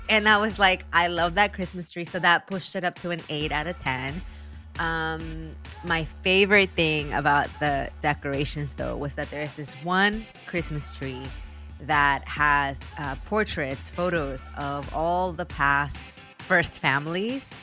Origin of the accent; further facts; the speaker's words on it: Taxco, Guerrero, Mexico; moved away; originated from my hometown in Mexico